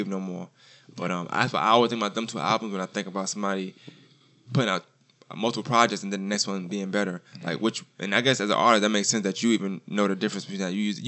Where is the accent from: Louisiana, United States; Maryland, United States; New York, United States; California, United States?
New York, United States; we're from New York